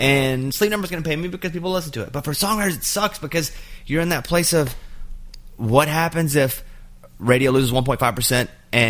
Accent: Arkansas, United States; moved away; I grew up in Arkansas, which is heavily red.

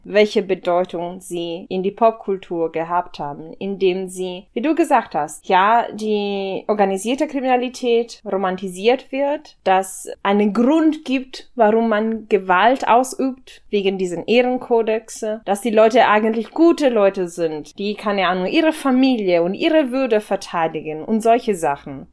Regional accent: Ferrara, Emilia-Romagna, Italy; German is a second language; moved away; in meiner Heimatstadt in Ferrara

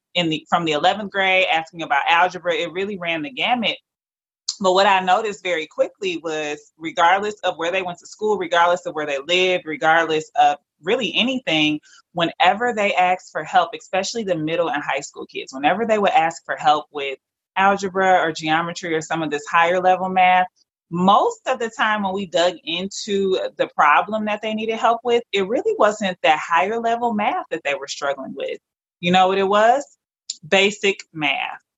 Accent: Detroit, Michigan, United States; I am a proud Detroiter, born and raised in Detroit, Michigan

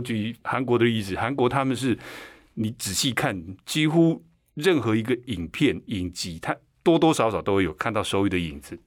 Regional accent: Taiwan; first language Chinese; 所以美国手语的吃 eat 跟我们台湾手语的吃是一样的。

